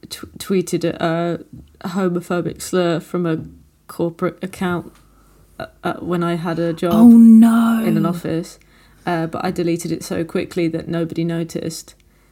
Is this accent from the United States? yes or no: no; Nottingham, East Midlands, United Kingdom; Yeah. You know, I'm from Nottingham.